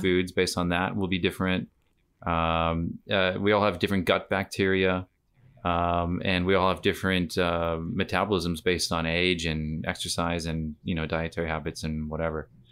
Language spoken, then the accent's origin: English; United States; moved away as an adult; now in Australia; myself as an American came to Australia just shy of eight years ago